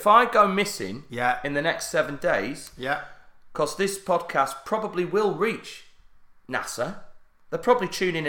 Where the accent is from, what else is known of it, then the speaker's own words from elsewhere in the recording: Barnsley, Yorkshire and the Humber, United Kingdom; there is East Yorkshire, but I'm from South Yorkshire.